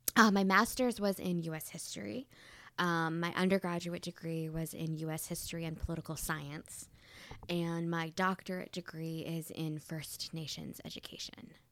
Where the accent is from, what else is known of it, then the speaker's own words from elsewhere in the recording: Southeast Michigan, United States; moved away as an adult; also born or lived in Wisconsin / New York; I grew up in Southeast Michigan, but I've lived in Wisconsin and New York at the same time